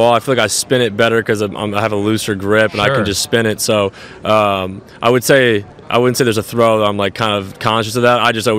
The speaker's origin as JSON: {"language": "English", "region": "New Jersey", "country": "United States", "tie": "born or raised there", "said": "growing up in New Jersey, it gets cold in playoff weather."}